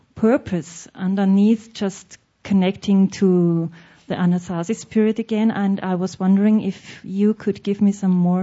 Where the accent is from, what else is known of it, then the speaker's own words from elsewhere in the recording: Austria; I'm from Europe, Austria